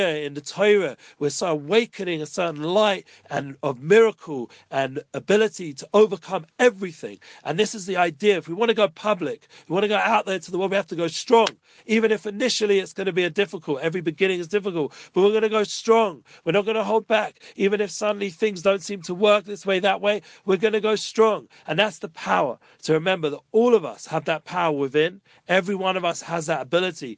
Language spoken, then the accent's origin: English; England, United Kingdom; now in Jerusalem, Israel; I'm from England